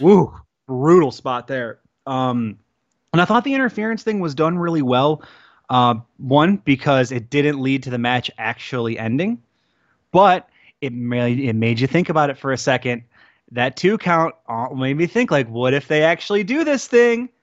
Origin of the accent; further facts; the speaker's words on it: Detroit, Michigan, United States; also born or lived in Logan Square, Chicago; now in Chicago, United States; I grew up in Detroit